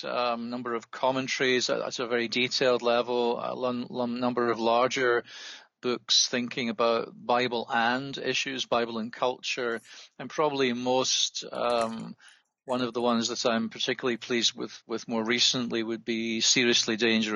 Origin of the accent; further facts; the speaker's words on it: Scotland, United Kingdom; also born or lived in England; I am a Scot by origin. I grew up near Glasgow and was educated initially in that region, including an undergraduate degree at the University of Glasgow.